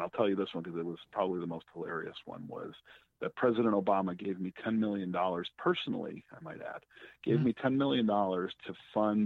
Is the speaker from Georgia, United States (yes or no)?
no; Chicago, Illinois, United States; I'm from Chicago